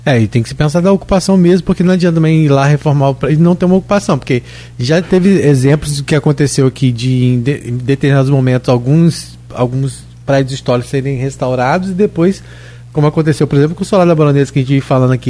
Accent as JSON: {"language": "Portuguese", "town": "São João da Barra", "region": "Rio de Janeiro", "country": "Brazil", "said": "Eu sou de Gruçaí, lá de São João da Barra"}